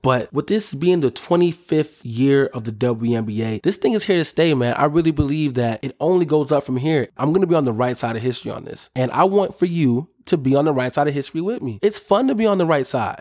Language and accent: English; Minnesota, United States; my hometown squad